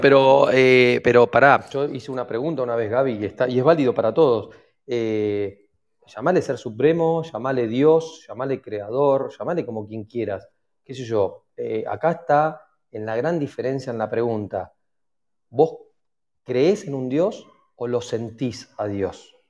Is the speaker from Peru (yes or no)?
no; Argentina; la mayoría somos argentinos